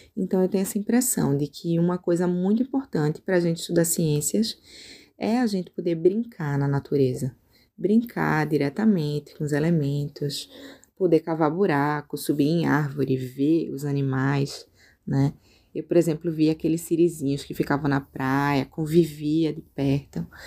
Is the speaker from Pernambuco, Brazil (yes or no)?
yes; Recife, Pernambuco, Brazil; moved away as an adult; now in Rio Grande do Sul, Brazil; Eu sou de Recife